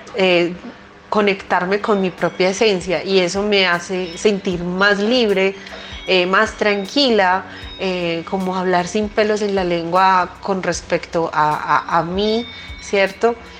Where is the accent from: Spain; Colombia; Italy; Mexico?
Colombia; nosotros como colombianos